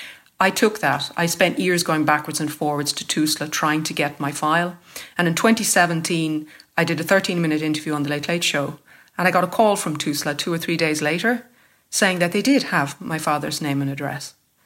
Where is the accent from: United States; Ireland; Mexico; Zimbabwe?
Ireland; Cork, Munster; born there; It says that I was born in County Dublin. I wasn't. That's what they write about people who were born in Cork.